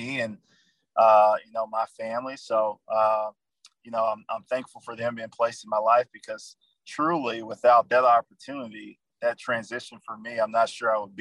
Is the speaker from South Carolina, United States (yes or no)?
yes; Edgefield, South Carolina, United States; moved away; Born and raised in a small town, Edgefield, South Carolina